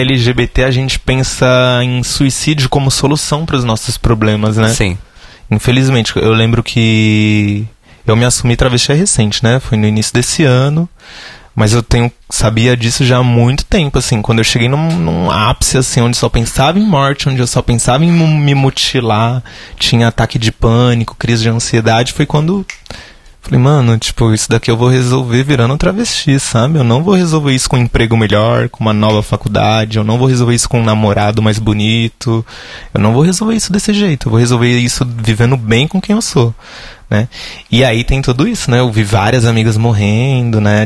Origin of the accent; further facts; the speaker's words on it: Guarulhos, São Paulo, Brazil; cresci lá no Continental 3, em Guarulhos